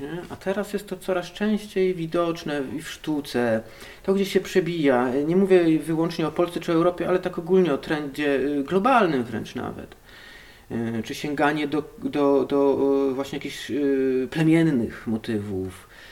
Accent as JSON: {"language": "Polish", "town": "Hajnówka", "region": "Podlaskie Voivodeship", "country": "Poland", "tie": "born or raised there", "also_born_or_lived": "Białystok / Knyszyn", "moved": "as an adult", "said": "Pochodzę z e, galaktyki NGC 7332, planeta Zordax, a tłumacząc na język polski, hajnówka, Puszczą"}